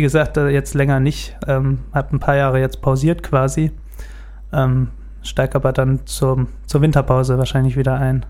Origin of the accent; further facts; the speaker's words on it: Gelnhausen, Hesse, Germany; bin in Gelnhausen geboren und auch hier aufgewachsen